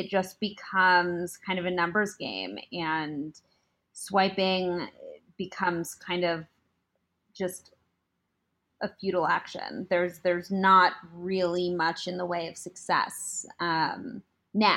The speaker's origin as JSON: {"language": "English", "town": "Beverly Hills", "region": "California", "country": "United States", "tie": "born or raised there", "moved": "as an adult", "lives_now": "New York City, United States", "said": "I grew up on the mean streets of Beverly Hills, California, and then went to NYU for college"}